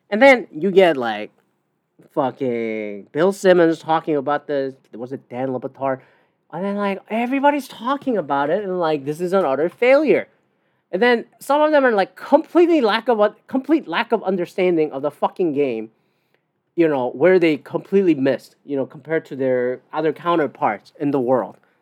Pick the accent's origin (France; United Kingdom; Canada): Canada; I'm a Canadian.